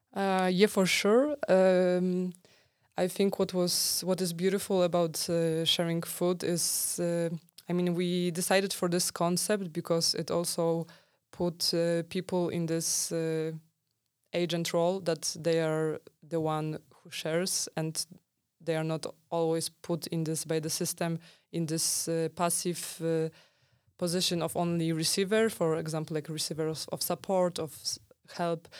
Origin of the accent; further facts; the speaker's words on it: Poland; I'm from Poland.